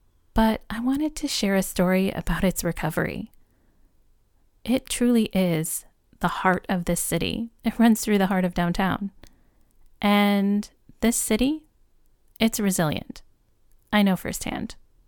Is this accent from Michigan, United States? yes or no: yes; Flint, Michigan, United States; where are you from? And I say, Flint, Michigan.